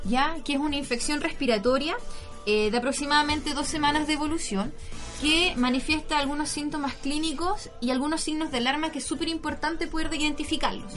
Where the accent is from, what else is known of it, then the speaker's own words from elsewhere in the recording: Coyhaique, Aysén, Chile; yo soy de Coyhaique